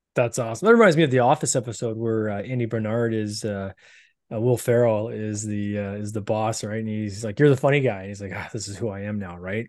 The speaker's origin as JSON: {"language": "English", "country": "Canada", "accent": "Canadian", "said": "I'm Canadian. I got this weird accent."}